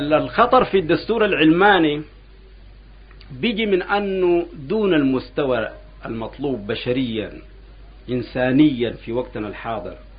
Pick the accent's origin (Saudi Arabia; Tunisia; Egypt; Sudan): Sudan; نحن كان عندنا في السودان هنا